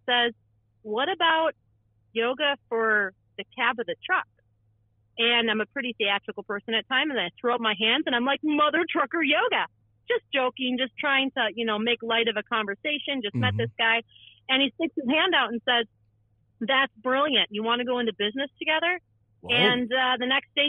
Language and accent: English; Wisconsin, United States; born and raised Wisconsin. I'm a Wisconsinite through and through.